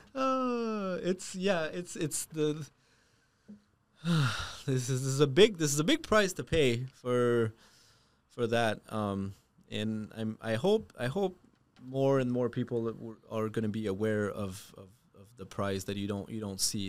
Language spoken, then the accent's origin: English; Canada; moved away; I am French Canadian. Um, also an immigrant